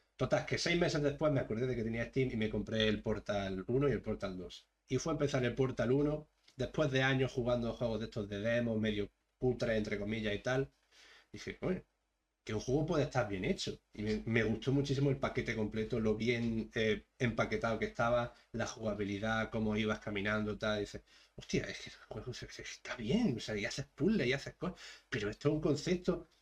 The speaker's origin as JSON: {"language": "Spanish", "region": "Andalusia", "country": "Spain", "said": "somos todos andaluces y, claro, tenemos que hablar en castellano"}